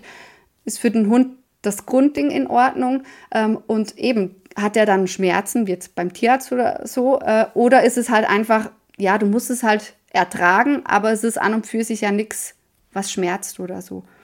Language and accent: German; Switzerland; Bei uns in der Schweiz